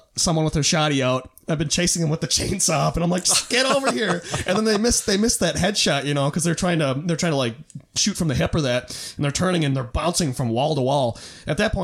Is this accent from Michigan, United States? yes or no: no; Minnesota, United States; I'm Minnesotan.